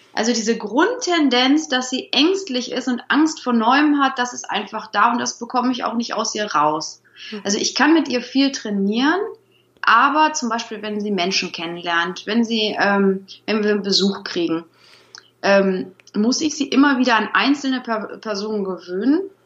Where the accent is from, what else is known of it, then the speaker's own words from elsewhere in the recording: Troisdorf, North Rhine-Westphalia, Germany; Ich komme aus Troisdorf, das ist direkt hinter Bonn. Ich wohne hier mit Mann, Sohn und unseren drei Hunden